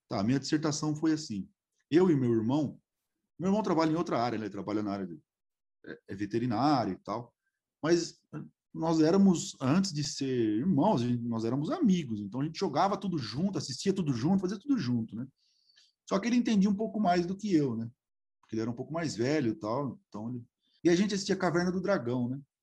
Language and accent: Portuguese; Araraquara, São Paulo, Brazil; eu sou de Araraquara, ainda moro aqui